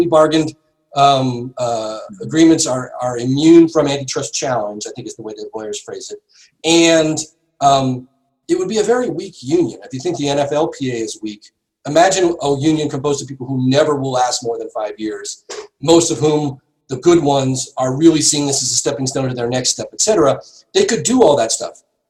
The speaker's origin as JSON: {"language": "English", "region": "Massachusetts", "country": "United States", "tie": "born or raised there", "said": "I grew up in Massachusetts"}